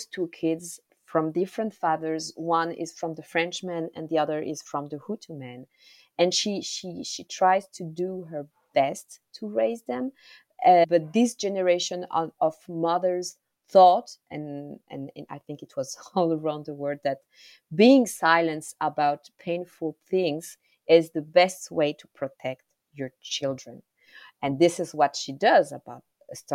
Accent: Rwanda; first language Kinyarwanda; English is a second language; Kinyarwanda is my mother tongue

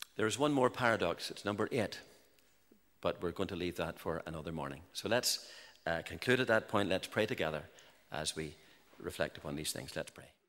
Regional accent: Larne, Northern Ireland, United Kingdom; I grew up in the in Larne and the County Antrim coast

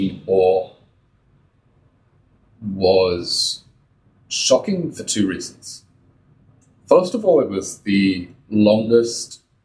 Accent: United Kingdom; moved away as an adult; now in Israel; I was born in Britain to Israeli parents. I grew up there, studied in the UK.

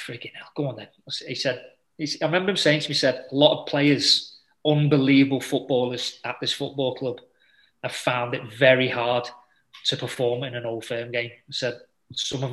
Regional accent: England, United Kingdom; I'm an English boy

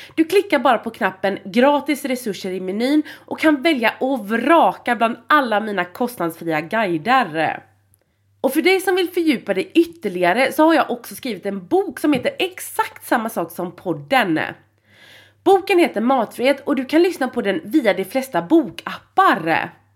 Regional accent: Gothenburg, Västra Götaland, Sweden; jag är från Göteborg

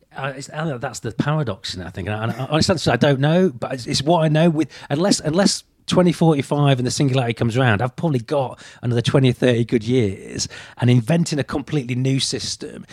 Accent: United Kingdom; I'm British

